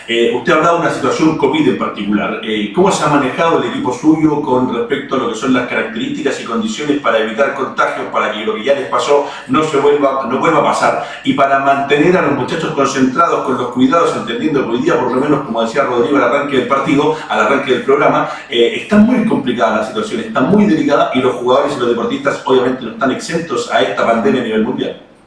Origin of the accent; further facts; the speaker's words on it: Valdivia, Los Ríos, Chile; yo soy de Valdivia